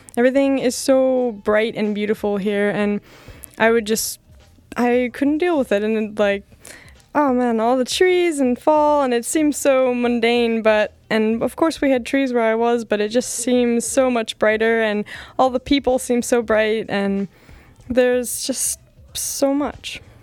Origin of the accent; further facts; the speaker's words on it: Bloomington, Indiana, United States; I'm from Indiana and they're like, oh yeah, and I'm like, but Bloomington